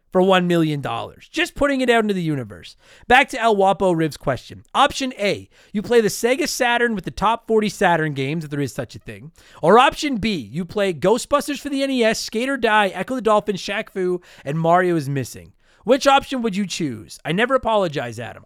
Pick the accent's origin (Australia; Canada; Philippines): Canada; as a Canadian